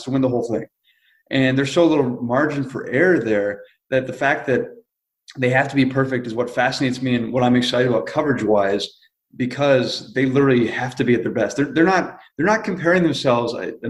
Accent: Minnesota, United States; moved away as an adult; also born or lived in Missouri; now in Tuscaloosa, United States; I grew up in Minnesota where Gopher football was not good.

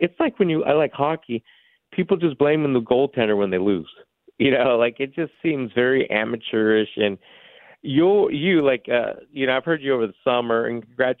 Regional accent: California, United States; now in Plum, United States; I'm from California. I moved here in the 90s.

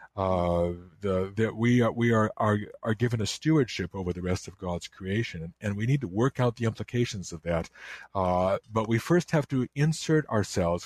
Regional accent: Chicago, Illinois, United States; I grew up in the Chicago area, and, um, I, I lived in DuPage County

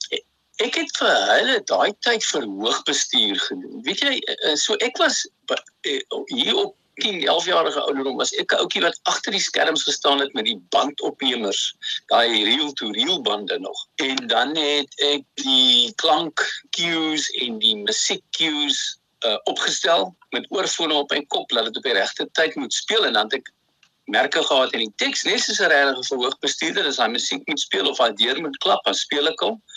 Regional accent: Bellville, Western Cape, South Africa; ek het al in Belwel groot geword, Boston, onder in die lane, Vierde Laan

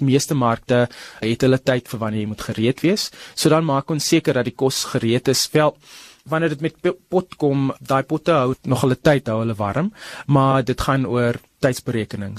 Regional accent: Paarl, Western Cape, South Africa; moved away as an adult; now in Gauteng, South Africa; ek is in die Parel gebore. Ek kom van die Parel af

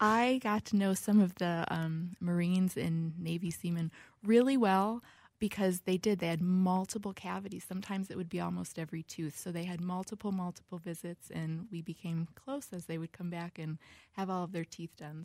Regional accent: Buffalo, New York, United States; moved away as an adult; now in Minnesota, United States; born in Buffalo, New York

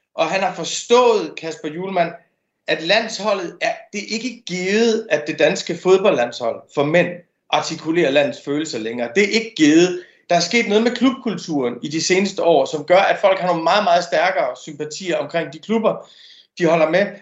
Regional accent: Denmark; som dansker

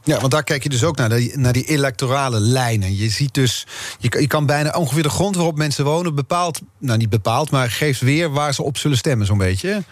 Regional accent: North Brabant, Netherlands; moved away; ik kom oorspronkelijk uit Brabant.

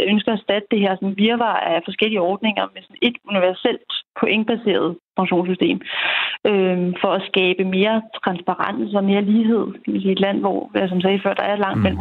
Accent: Denmark; vi er mange danskere

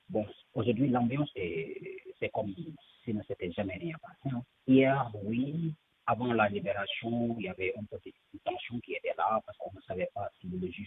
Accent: Senegal; Moi, en tant que Sénégalais

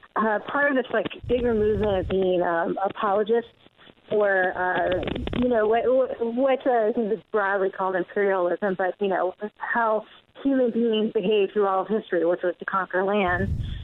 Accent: California, United States; I'm a Californian, though.

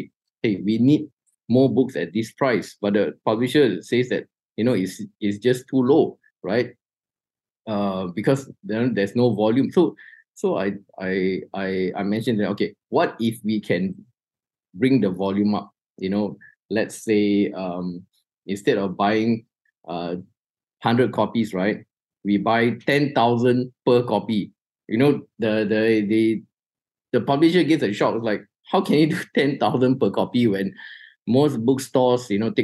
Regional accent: Malaysia; Malaysians are actually broad readers

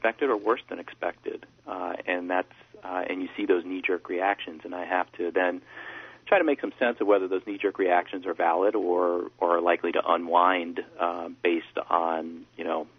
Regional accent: United States; from being an American

